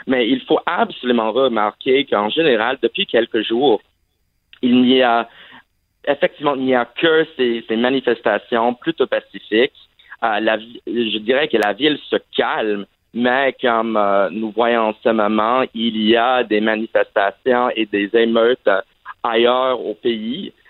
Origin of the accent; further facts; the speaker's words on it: Saudi Arabia; also born or lived in Vermont, United States; en fait, j'ai grandi à l'étranger et ah, en fait, j'ai grandi en Arabie Saoudite, mais malheureusement, je n'avais pas l'occasion d'apprendre l'arabe.